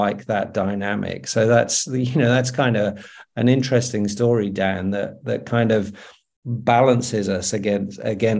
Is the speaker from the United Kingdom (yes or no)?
yes; United Kingdom; now in Australia; I'm living in Australia, but I'm British.